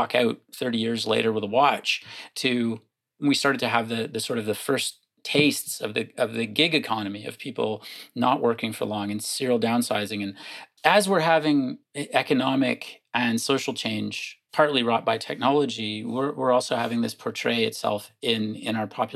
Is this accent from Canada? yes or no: yes; Windsor, Ontario, Canada; I grew up just outside of Windsor, Ontario, right across the river from Detroit